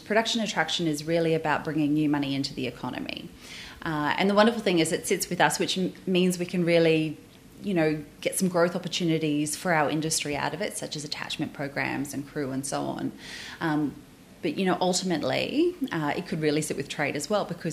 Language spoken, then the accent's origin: English; Brisbane, Queensland, Australia; also born or lived in Lismore, New South Wales; spent most of my early life literally growing up in the south side of Brisbane.